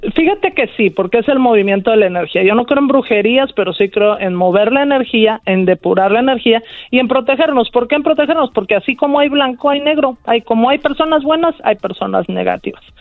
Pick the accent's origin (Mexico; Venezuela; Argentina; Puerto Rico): Mexico; nosotros como mexicanos